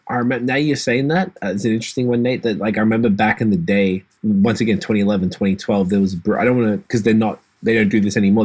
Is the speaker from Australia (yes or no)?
yes; Australia; I grew up in Australia as a hip hop fan